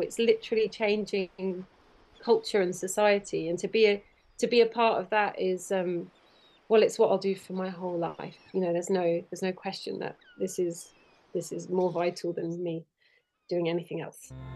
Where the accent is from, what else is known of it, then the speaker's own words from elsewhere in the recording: Kent, South East England, United Kingdom; I grew up in Kent